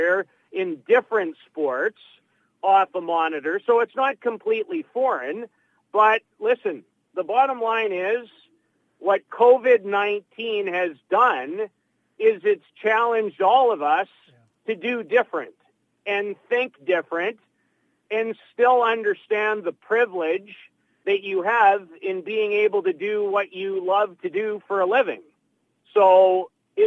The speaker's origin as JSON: {"language": "English", "town": "Saskatoon", "region": "Saskatchewan", "country": "Canada", "tie": "born or raised there", "moved": "as an adult", "lives_now": "Calgary, Canada", "said": "from Saskatoon in the province of Saskatchewan, born and bred, and spent the first 18 years of my life"}